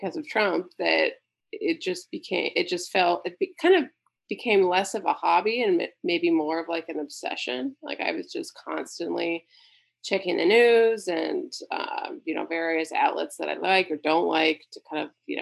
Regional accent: Pittsburgh, Pennsylvania, United States; I grew up born and raised in Pennsylvania and Pittsburgh

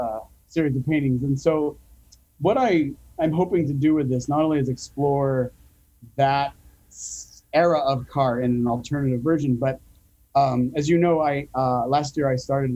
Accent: Phoenix, Arizona, United States; So I grew up in Phoenix

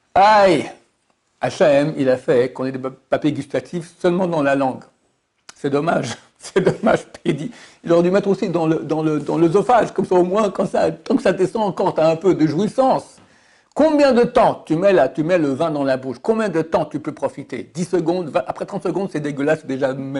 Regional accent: Switzerland; je suis suisse

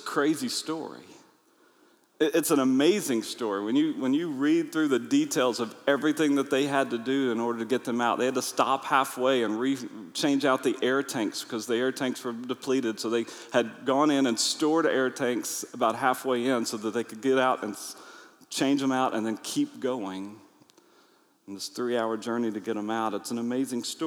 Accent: United States; I'm from America

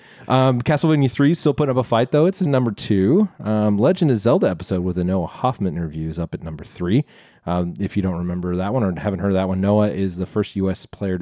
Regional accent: Melbourne, Victoria, Australia; I'm from Melbourne.

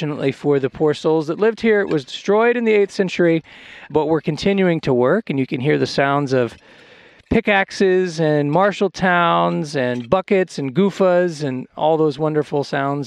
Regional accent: United States; moved away; also born or lived in Israel; I'm obviously American, but I came up in the Israeli system through Bar-Ilan University

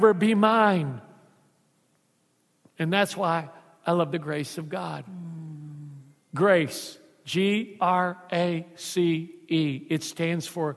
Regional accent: Houston, Texas, United States; moved away; also born or lived in South Louisiana; I was raised in the Mexican ghetto of Houston

